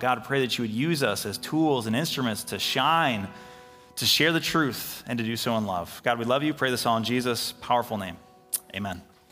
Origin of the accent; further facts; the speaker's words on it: Middleville, Michigan, United States; here in Middleville, our town, my hometown, I grew up here, went to high school here. I live here.